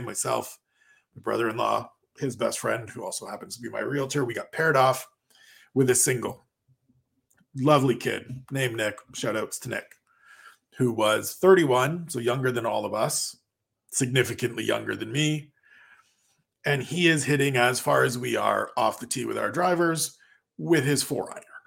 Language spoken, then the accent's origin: English; Canada; I am Canadian